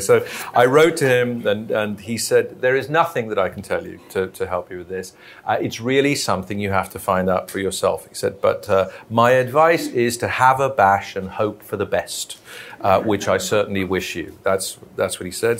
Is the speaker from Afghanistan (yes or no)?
no; Belfast, Northern Ireland, United Kingdom; moved away; also born or lived in London; back in my hometown of Belfast